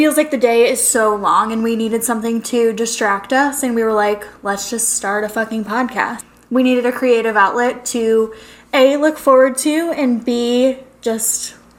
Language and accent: English; St. Louis, Missouri, United States; moved away as an adult; now in Arizona, United States; I'm not from Arizona. I'm from St. Louis, Missouri.